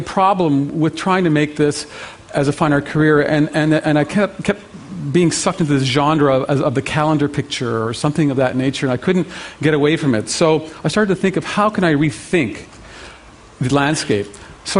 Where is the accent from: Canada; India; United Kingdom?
Canada; as a Canadian